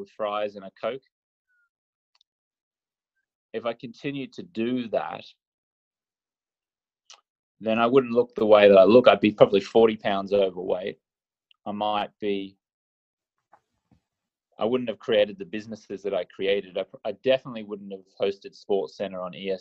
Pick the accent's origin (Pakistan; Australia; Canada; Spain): Australia; I grew up in Australia where the drinking culture is rampant